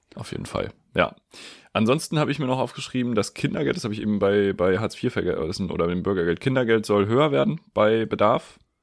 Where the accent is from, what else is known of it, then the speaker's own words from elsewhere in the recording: Schleswig-Holstein, Germany; in Schleswig-Holstein gibt es einen, weil das ist ungefähr da, wo ich herkomme